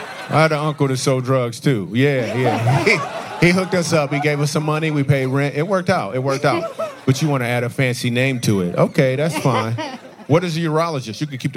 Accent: Grand Rapids, Michigan, United States; Grand Rapids where I was from.

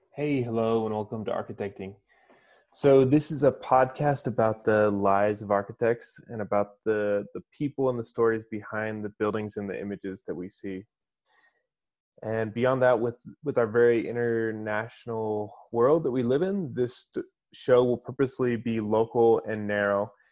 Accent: Kansas, United States; I grew up in Kansas and just went to Kansas State

